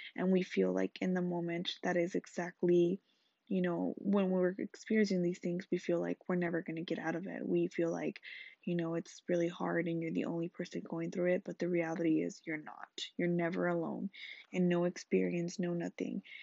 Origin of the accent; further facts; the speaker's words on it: Los Angeles, California, United States; I grew up in Salsa Anchoa, L A.